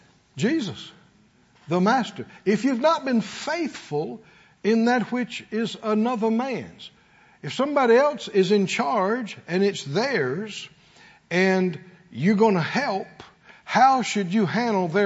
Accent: Mississippi, United States; moved away; we're from the country. We're from Mississippi

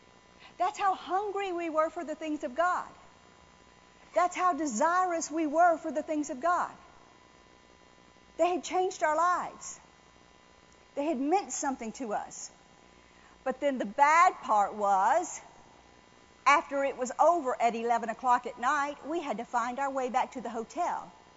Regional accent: New Orleans, Louisiana, United States; I mean, I was raised in New Orleans, but I'd never stayed in a hotel room before.

